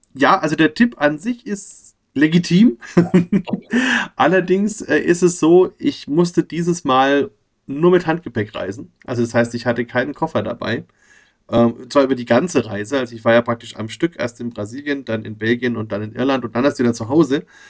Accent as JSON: {"language": "German", "town": "Bamberg", "region": "Bavaria", "country": "Germany", "tie": "born or raised there", "said": "ich war halt in Bamberg groß geworden, bin aus Bamberg"}